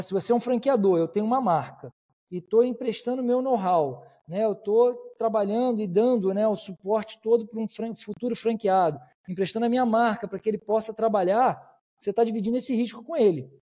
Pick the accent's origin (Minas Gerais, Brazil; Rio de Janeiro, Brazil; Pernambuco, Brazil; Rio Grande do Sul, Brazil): Rio de Janeiro, Brazil; eu, eu sou do Rio, né? somos, somos aqui do Rio de Janeiro